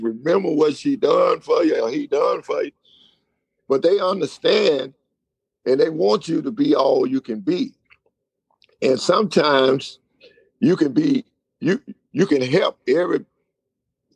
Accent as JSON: {"language": "English", "town": "Winnsboro", "country": "United States", "tie": "born or raised there", "also_born_or_lived": "Germany", "said": "the hometown where I was born and raised in Winnsboro"}